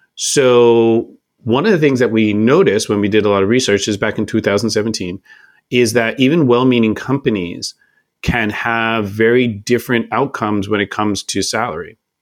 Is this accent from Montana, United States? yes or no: no; Oakland, California, United States; I'm from Oakland, California